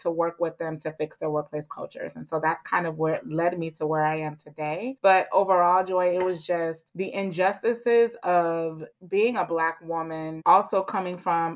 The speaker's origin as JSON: {"language": "English", "town": "Miami", "region": "Florida", "country": "United States", "moved": "as an adult", "lives_now": "Atlanta, United States", "said": "I'm originally from Miami, Florida"}